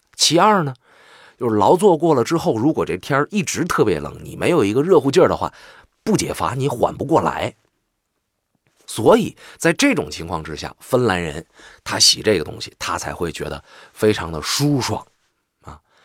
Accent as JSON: {"language": "Chinese", "region": "Northeast China", "country": "China", "said": "我就是纯正的东北人"}